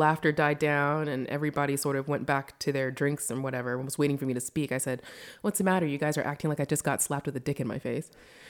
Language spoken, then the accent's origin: English; United States; I was born and raised in the States, and we moved around frequently, like every 3 years within the States.